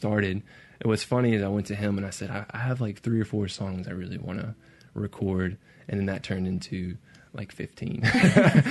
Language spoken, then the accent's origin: English; Brandon, Mississippi, United States; I grew up in Brandon, Mississippi